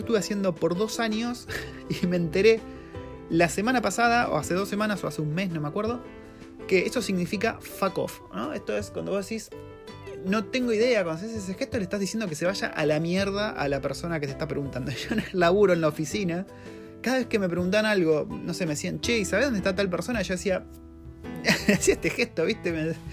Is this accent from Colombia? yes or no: no; Argentina; moved away as an adult; now in New Zealand; vivir en Nueva Zelanda siendo un argentino